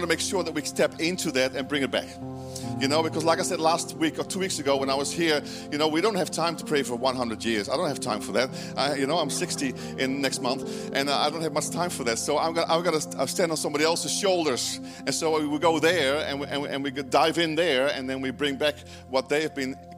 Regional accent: Georgetown, Guyana; now in New Zealand; I was born in South America in British Guiana, right, in Georgetown.

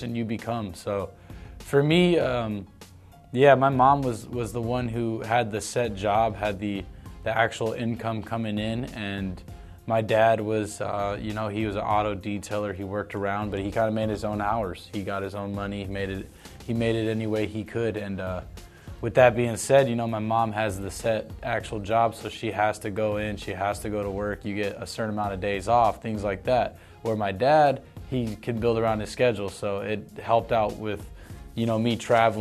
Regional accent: Tucson, Arizona, United States; also born or lived in Los Angeles; I grew up in Tucson

